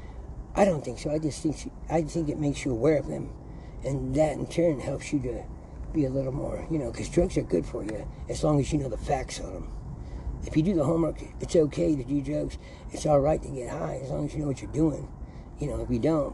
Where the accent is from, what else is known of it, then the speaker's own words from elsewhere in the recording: San Bernardino, California, United States; I was born in St. Bernardino's Hospital, and my childhood was great, because I grew up in here in San Bernardino